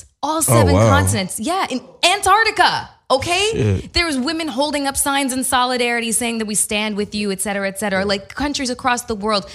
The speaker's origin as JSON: {"language": "English", "country": "Canada", "moved": "yes", "lives_now": "United States", "said": "I'm Canadian"}